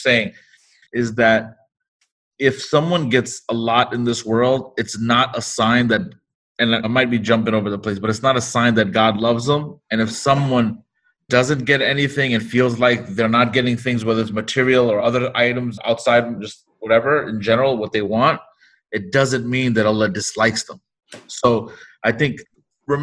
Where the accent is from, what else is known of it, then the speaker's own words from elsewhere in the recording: New York, United States; we come from New York City, from a hip hop culture